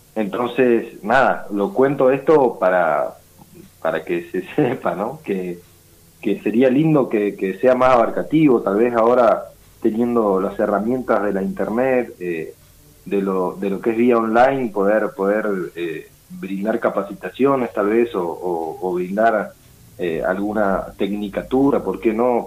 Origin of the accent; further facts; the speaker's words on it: Patagonia, Río Negro, Argentina; soy de la Patagonia, soy de Río Negro